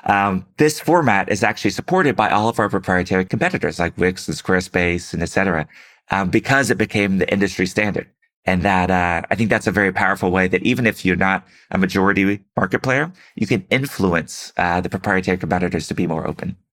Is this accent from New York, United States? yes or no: no; Houston, Texas, United States; moved away; also born or lived in San Francisco; Houston, my hometown